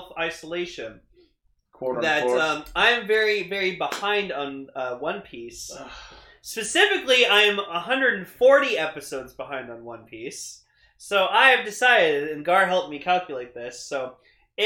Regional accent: Toronto, Ontario, Canada; I'm from Toronto, Ontario, Canada

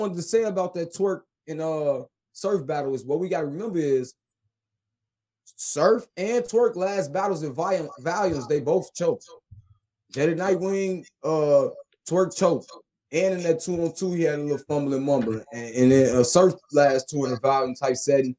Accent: Chicago, Illinois, United States; I'm from Chicago

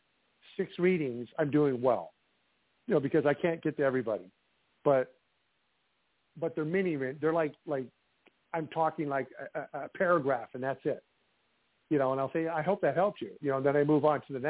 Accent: Iowa, United States; from my home state of Iowa

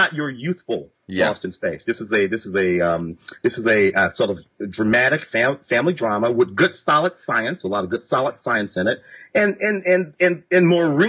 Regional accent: Midwest, United States; moved away as an adult; now in Los Angeles, United States; Growing up in the Midwest

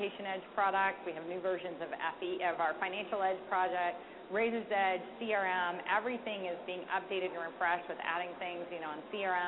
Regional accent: the South, United States; I'm from the South

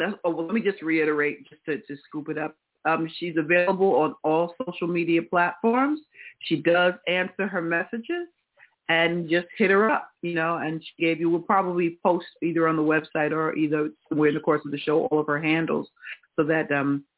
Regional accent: New York, United States; I'm a New Yorker

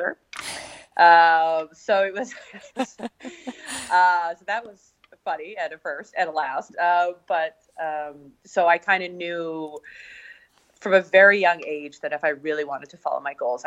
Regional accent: Edmonton, Alberta, Canada; So, I am Canadian, obviously. I was born in Edmonton, or just a small place outside of Edmonton.

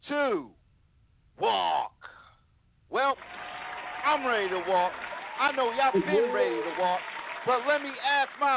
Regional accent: Plainfield, New Jersey, United States; moved away as an adult; now in Texas, United States; my hometown in Plainfield, New Jersey

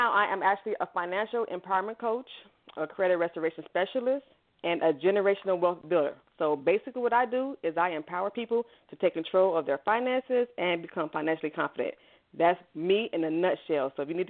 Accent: Chicago, Illinois, United States; I am originally from Chicago. What's going on, Chi-Town? I love my city.

